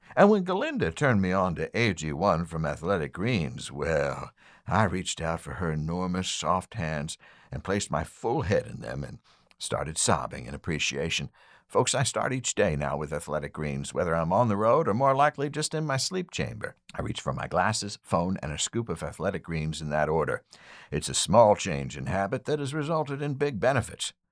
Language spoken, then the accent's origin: English; West Chester, Pennsylvania, United States; I am from Westchester